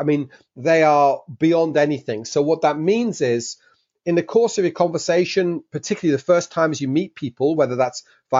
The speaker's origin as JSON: {"language": "English", "region": "Geneva", "country": "Switzerland", "tie": "born or raised there", "also_born_or_lived": "London, England", "said": "So as you can possibly tell from my accent, I was born in London, England. But at 6 years old, we moved to Geneva in Switzerland"}